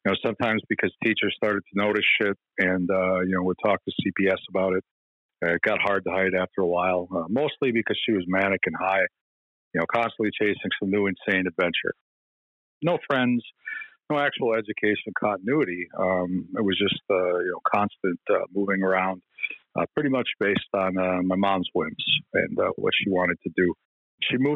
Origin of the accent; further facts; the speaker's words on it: Midwest, United States; I was born in the Midwest